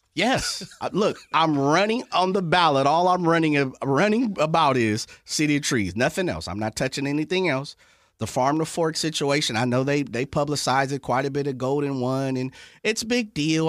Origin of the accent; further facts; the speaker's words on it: Sacramento, California, United States; born and raised in South Sacramento, that you know, once I left off to college, I would never move back.